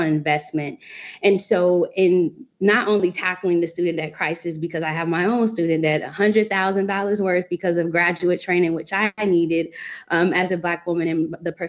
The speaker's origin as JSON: {"language": "English", "town": "Cincinnati", "region": "Ohio", "country": "United States", "moved": "yes", "lives_now": "Washington, D.C., United States", "said": "I hail from Cincinnati, Ohio"}